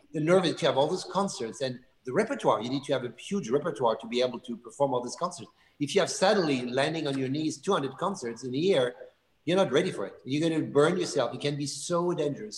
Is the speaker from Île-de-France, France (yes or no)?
no; Lyon, Auvergne-Rhône-Alpes, France; also born or lived in Burgundy; I was born in Lyon, but every weekend, every summer, uh, we were going to, to Zalman. We were just spending all the time there.